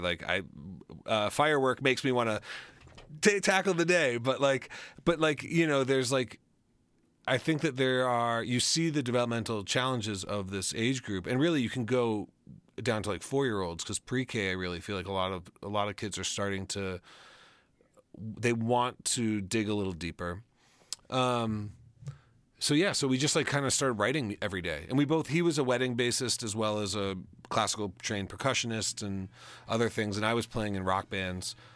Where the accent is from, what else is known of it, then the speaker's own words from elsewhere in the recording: Colorado, United States; moved away as an adult; also born or lived in Chicago; I grew up in Colorado, and we've we've returned to my home